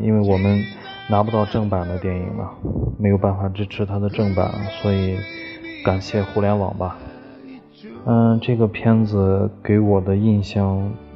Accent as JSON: {"language": "Chinese", "country": "China", "said": "作为中国人"}